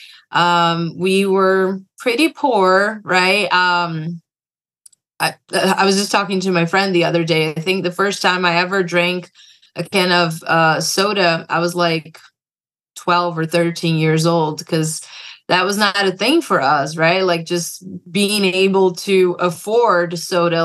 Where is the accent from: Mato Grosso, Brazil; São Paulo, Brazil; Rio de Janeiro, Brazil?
São Paulo, Brazil; moved away as an adult; now in United States; I was born and raised in Brazil in a big city called São Paulo.